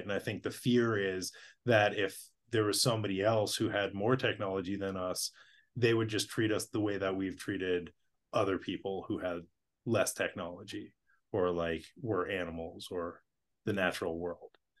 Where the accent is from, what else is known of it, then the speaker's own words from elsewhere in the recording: Boston, Massachusetts, United States; I grew up in Boston